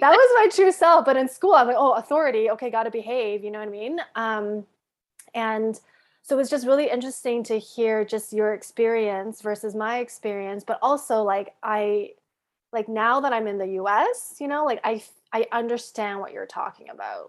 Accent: Canada; moved away as an adult; now in United States; I grew up in Canada

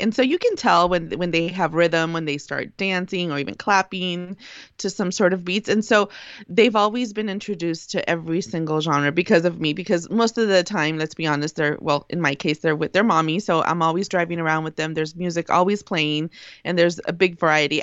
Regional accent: United States; accent: pocha; first language Spanish; also born or lived in Mexicali; being born in the United States, too, immigrant parents, of course, my first language was as I always thought, Spanish

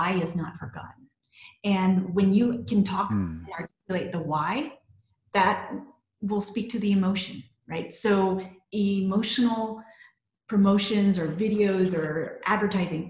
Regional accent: Texas, United States; So I'm originally from Texas

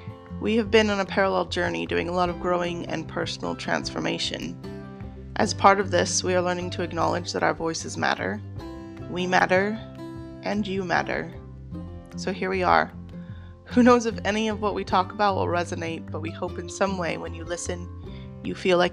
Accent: Las Vegas, Nevada, United States; growing up in Las Vegas, I always was excited when it was rainy and I got tired of the sunshine.

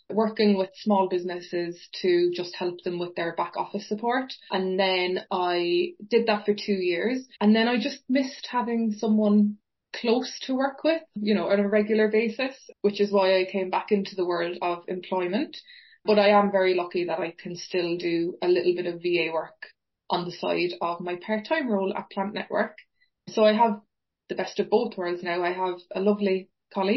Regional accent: Fountainstown, Munster, Ireland; accent: Cork; moved away as an adult; now in Manchester, United Kingdom; my accent and myself are from a beautiful place called Fountainstown Beach, which is in County Cork in Ireland. So I was very, very lucky. I literally grew up 30 seconds away from the sea

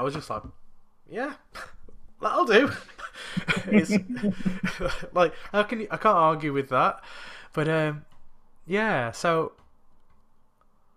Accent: United Kingdom; growing up in the country as a British citizen, but also a person of colour

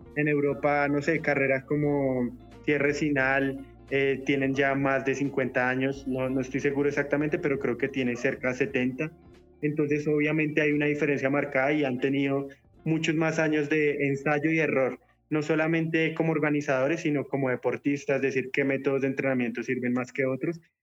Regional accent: Colombia; vengo de Colombia a hacer una carrera

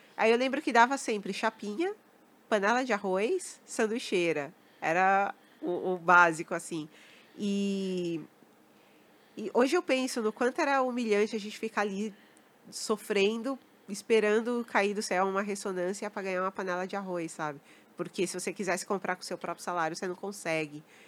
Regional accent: São Paulo, Brazil; cresci ali, né, na, na Santa Cecília, aquela região. cresci ali

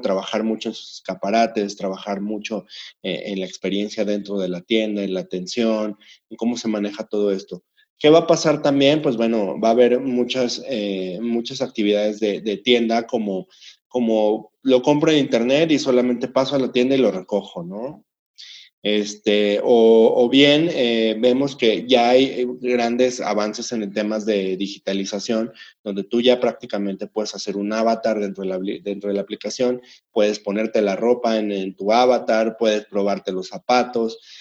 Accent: Mexico; como emprendedores, como fabricantes, como industriales mexicanos

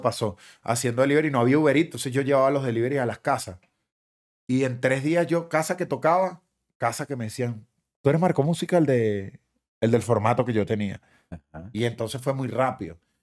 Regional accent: Guatire, Miranda, Venezuela; born or raised there; moved away as an adult; also born or lived in Caracas; now in Miami, United States

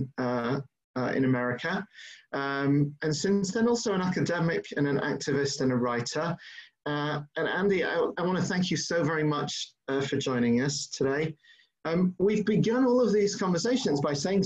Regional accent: England, United Kingdom; now in New York, United States; I'm an …

